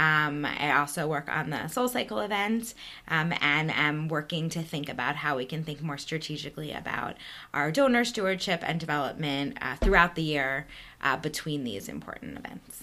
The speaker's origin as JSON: {"language": "English", "region": "East Coast", "country": "United States", "tie": "born or raised there", "also_born_or_lived": "Manhattan, New York", "moved": "as an adult", "lives_now": "Chicago, United States", "said": "We grew up on the East Coast"}